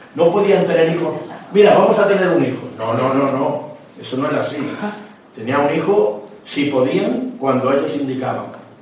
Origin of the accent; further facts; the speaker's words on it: Córdoba, Andalusia, Spain; soy de Córdoba